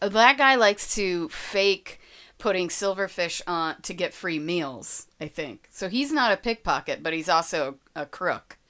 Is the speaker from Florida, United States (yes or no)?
yes; Florida, United States; I'm from Florida, so I'm a Disney girl